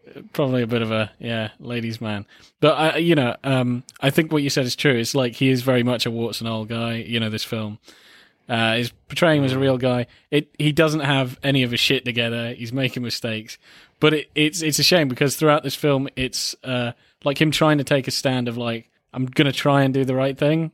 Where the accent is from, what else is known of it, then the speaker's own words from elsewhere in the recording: United Kingdom; as a British man